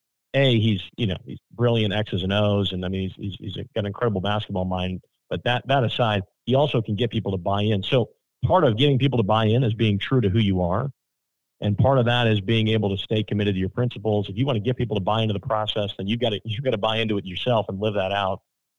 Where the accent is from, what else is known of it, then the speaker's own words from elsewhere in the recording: Illinois, United States; growing up in the Chicago suburbs in the 90s for me, I mean, that was the deal, right?